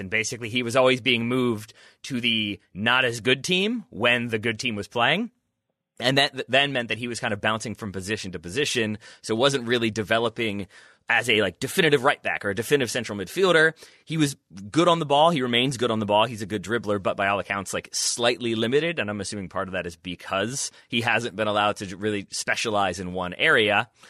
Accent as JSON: {"language": "English", "country": "United States", "said": "me as an American"}